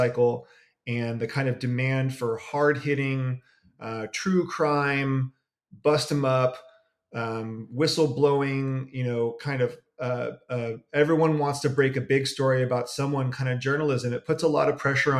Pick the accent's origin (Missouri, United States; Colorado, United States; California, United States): California, United States; Berkeley; I am from the San Francisco Bay Area. I am from Berkeley